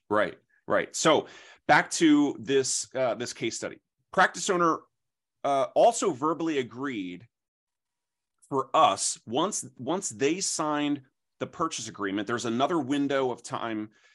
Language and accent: English; New Jersey, United States; also born or lived in Philadelphia, Pennsylvania; I'm from South Jersey